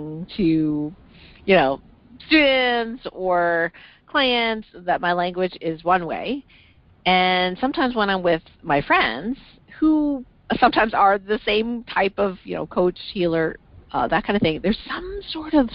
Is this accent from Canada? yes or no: yes; Canada; I'm originally from Canada